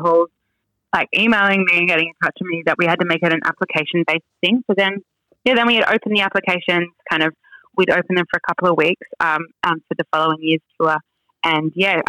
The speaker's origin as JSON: {"language": "English", "region": "Western New South Wales", "country": "Australia", "tie": "born or raised there", "said": "I grew up in Western New South Wales"}